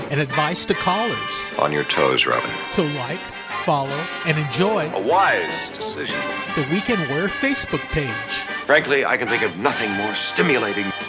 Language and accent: English; New York, United States; now in Los Angeles, United States; I'm a New Yorker, which is is in me.